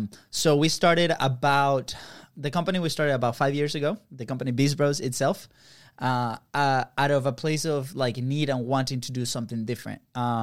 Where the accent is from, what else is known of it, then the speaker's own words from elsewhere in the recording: Venezuela; English is a second language; So we're both from Venezuela, right? And over there, it's very common for brothers to have the same first name.